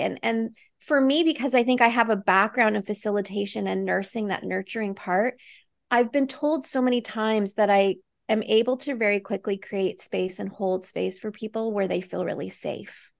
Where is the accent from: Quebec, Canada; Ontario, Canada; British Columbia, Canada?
British Columbia, Canada; Vancouver; I live in Vancouver, British Columbia, so I'm a Canadian.